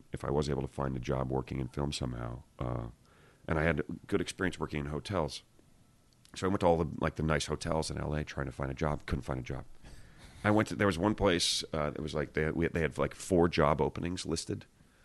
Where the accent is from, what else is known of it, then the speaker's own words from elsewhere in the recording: New Jersey, United States; moved away as an adult; also born or lived in Los Angeles; I grew up in Jersey, but I moved to L.A. when I was 22.